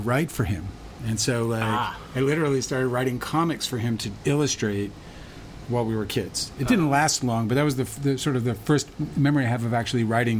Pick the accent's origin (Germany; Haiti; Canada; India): Canada; Winnipeg, Manitoba; I grew up in Winnipeg, Canada.